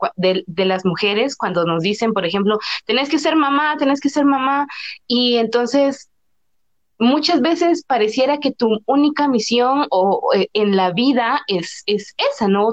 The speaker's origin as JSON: {"language": "Spanish", "town": "San Juan Comalapa", "region": "Chimaltenango", "country": "Guatemala", "said": "mi comunidad, de mi pueblo, y aparte que, por ejemplo, Comalapa es una tierra de muchísimos artistas"}